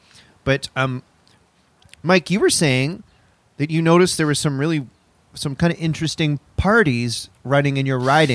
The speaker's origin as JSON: {"language": "English", "country": "Canada", "said": "my career as a Canadian comedian and a person who gets a sandwich and needs his AC repaired, trumped it."}